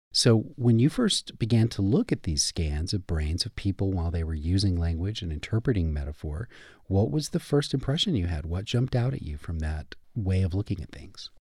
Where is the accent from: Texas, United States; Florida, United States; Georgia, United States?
Texas, United States; Fort Worth; now in Tucson, United States; I grew up in Texas, in Fort Worth